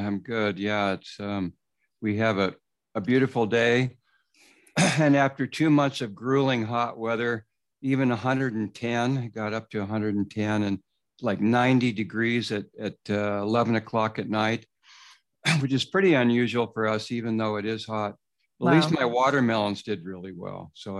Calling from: Placerville, California, United States; also born or lived in Davis, California / East Coast; I'm calling in from Placerville out in the countryside. California. It's an old farming valley where they used to grow pears. Mm. And so I've got 2 acres

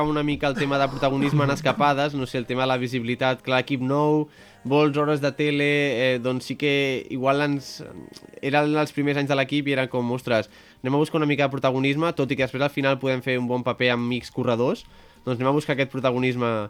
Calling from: Caldes de Montbui, Catalonia, Spain; de Caldes de Montbui.

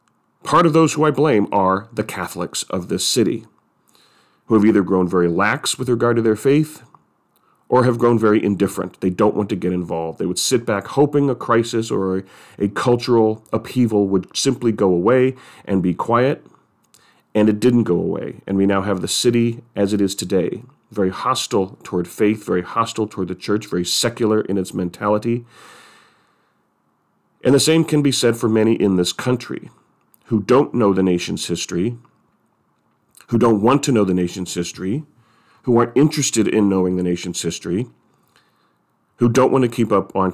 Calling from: San Francisco, California, United States; I'm speaking from San Francisco.

